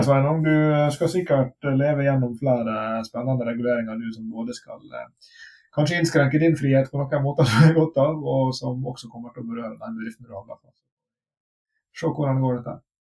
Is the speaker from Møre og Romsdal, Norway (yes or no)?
yes; Sunnmøre coast, Møre og Romsdal, Norway; moved away; also born or lived in Bergen; bodde på uh, sunnmørskysten, der jeg kommer fra